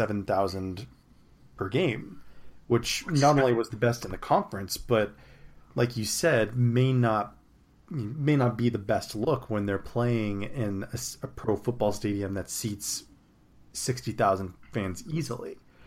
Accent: California, United States; as a Californian

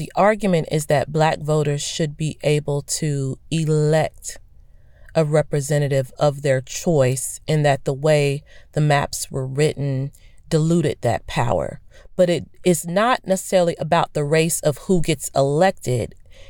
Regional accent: Florida, United States; Again, I come from Florida and I covered it

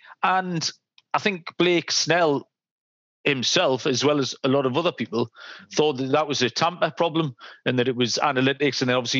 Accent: England, United Kingdom; I'm an Englishman.

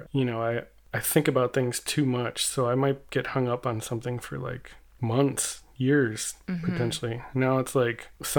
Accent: California, United States; I'm a body painter. I paint on people and then I photograph them. I'm from the South Bay near Los Angeles, California.

